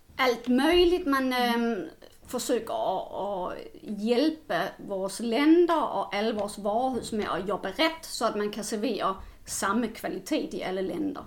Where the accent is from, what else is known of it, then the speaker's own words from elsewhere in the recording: Denmark; now in Sweden; jag kommer från Danmark